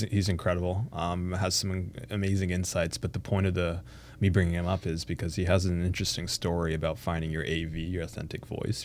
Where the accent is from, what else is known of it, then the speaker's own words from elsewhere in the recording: Canada; they immigrated here and they started a new life for us in Canada.